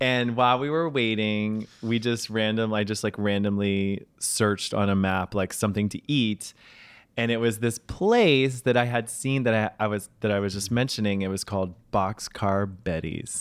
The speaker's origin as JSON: {"language": "English", "town": "New York City", "region": "New York", "country": "United States", "also_born_or_lived": "Charleston, South Carolina", "said": "I'm a New Yorker."}